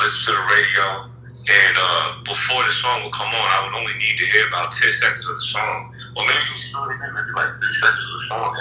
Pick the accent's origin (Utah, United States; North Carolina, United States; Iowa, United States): North Carolina, United States; Charlotte; I grew up in Charlotte, been my entire life.